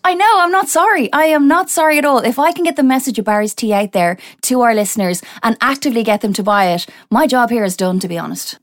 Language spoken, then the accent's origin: English; Ireland; I'm not English. I'm Irish